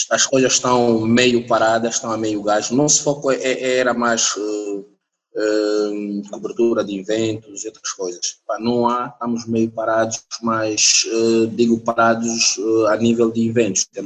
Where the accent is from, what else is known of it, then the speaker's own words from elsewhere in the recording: Lubango, Huíla, Angola; não podia deixar de passar pelo Lubango, minha terra natal